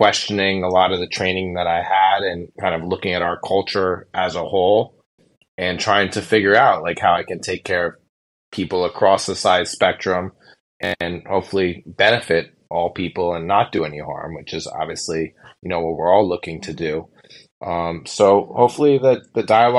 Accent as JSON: {"language": "English", "town": "Los Angeles", "region": "California", "country": "United States", "moved": "yes", "lives_now": "New York City, United States", "said": "I'm a New York City private practice endocrinologist, and I'm from Los Angeles originally"}